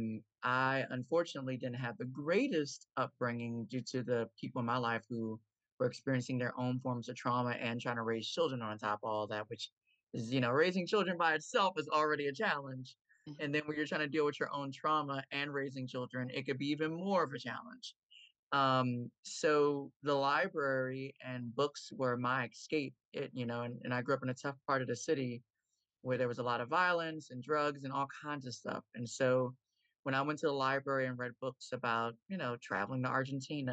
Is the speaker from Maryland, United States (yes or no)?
yes; Baltimore, Maryland, United States; I am coming from Baltimore, Maryland, born, raised, and still live here